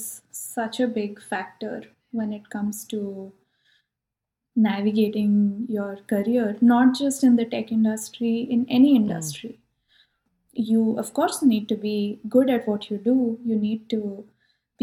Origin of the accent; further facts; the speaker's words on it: India; now in California, United States; I'm from India